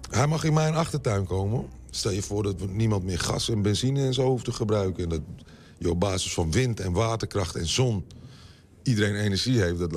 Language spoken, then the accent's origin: Dutch; Amsterdam, Netherlands; also born or lived in Utrecht; Ik kom uit Amsterdam en Utrecht, dan is die lekker rustig.